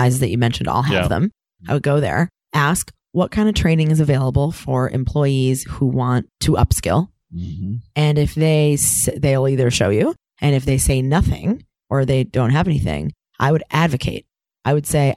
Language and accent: English; Ann Arbor, Michigan, United States; I was from Ann Arbor.